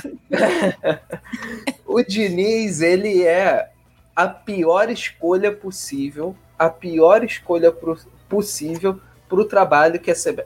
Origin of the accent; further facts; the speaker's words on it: Rio de Janeiro, Brazil; carioca botafoguense